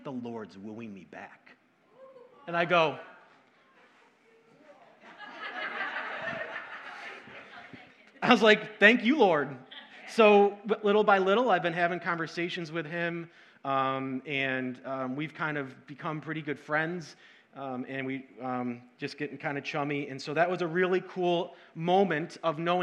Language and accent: English; Syracuse, New York, United States; also born or lived in Rochester, New York; I grew up in Syracuse, and in 2005, we moved to Rochester